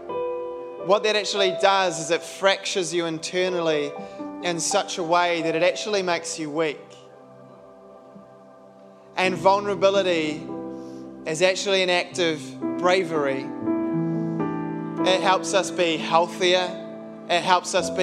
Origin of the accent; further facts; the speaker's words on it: New Zealand; being a Kiwi